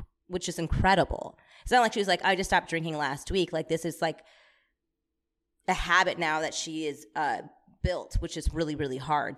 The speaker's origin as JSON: {"language": "English", "region": "Michigan", "country": "United States", "said": "I'm from Michigan"}